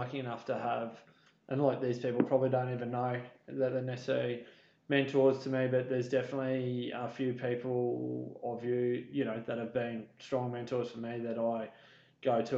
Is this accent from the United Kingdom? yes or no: no; Stanthorpe, Queensland, Australia; also born or lived in Warwick / Gatton; I grew up around Stanthorpe on a wool growing property that my parents managed there. So yeah, Stanthorpe, where I was born and raised.